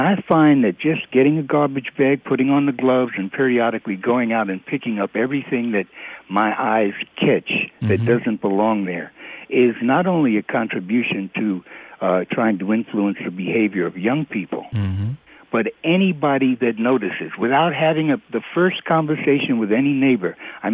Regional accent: New York City, New York, United States; now in Meridian, United States; I am a transplant from New York City, living in Meridian.

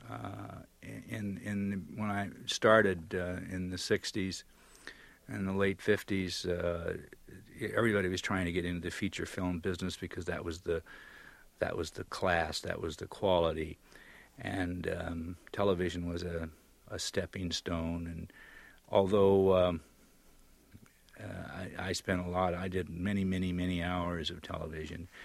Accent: Pearl Harbor, Hawaii, United States; born there; Well, let's not forget Pearl Harbor, Hawaii. You know, I was born in Pearl Harbor.

